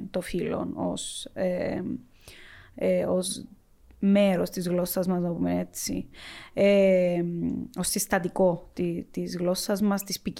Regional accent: Cyprus; accent: Cypriot Greek; also born or lived in Athens

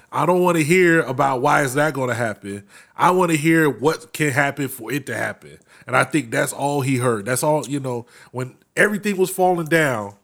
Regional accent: Florida, United States; growing up in Florida

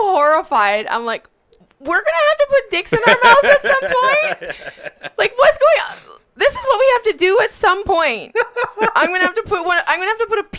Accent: Edmonton, Alberta, Canada; I grew up in the West End in Crestwood.

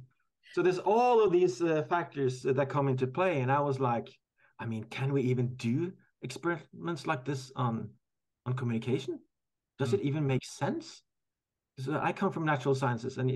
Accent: Norway; I'm from Norway

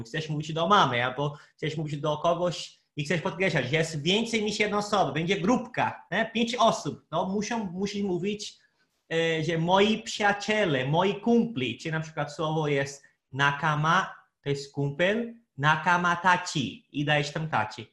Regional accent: Brazil; Polish is a second language; moved away; Brazylijczykiem z Brazylii

